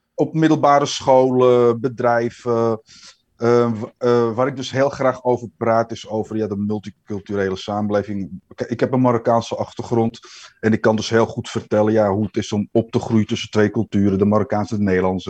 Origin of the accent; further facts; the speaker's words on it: Amsterdam, North Holland, Netherlands; geboren en getogen in Amsterdam, De Pijp. Nou, Amsterdammer kan volgens mij niet.